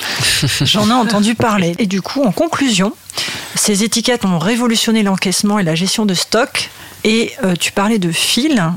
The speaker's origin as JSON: {"language": "French", "town": "Valenciennes", "region": "Hauts-de-France", "country": "France", "moved": "as an adult", "lives_now": "Meaux, France", "said": "je suis originaire du nord de la France, de Valenciennes"}